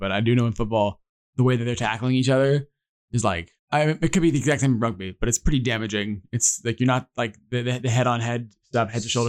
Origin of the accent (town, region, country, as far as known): United States